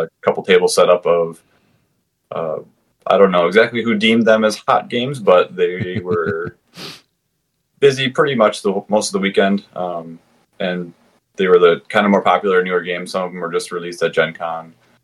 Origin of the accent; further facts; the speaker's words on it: Wisconsin, United States; I'm from Midwest, Wisconsin, to be more specific.